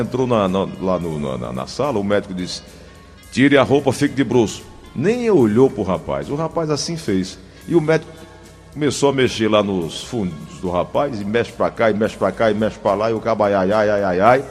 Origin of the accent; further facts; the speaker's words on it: Paraíba, Brazil; now in Fortaleza, Brazil; eu sou paraibano, minha esposa pernambucana